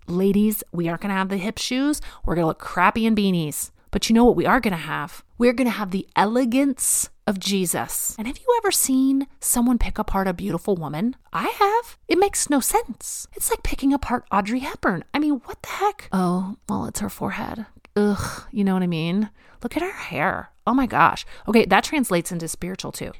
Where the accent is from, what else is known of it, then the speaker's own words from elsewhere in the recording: the South, United States; moved away; I was not raised in the passive-aggressive Pacific Northwest. I was raised in the South